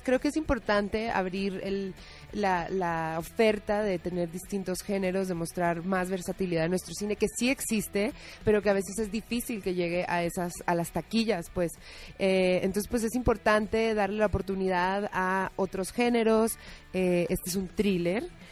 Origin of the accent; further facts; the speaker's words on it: Colombia; moved away as an adult; now in Mexico; Yo soy colombiana, llevo siete años aquí